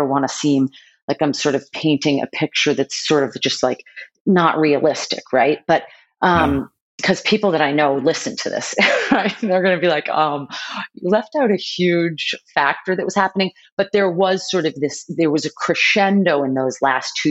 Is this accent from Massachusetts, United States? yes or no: yes; Boston, Massachusetts, United States; born or raised there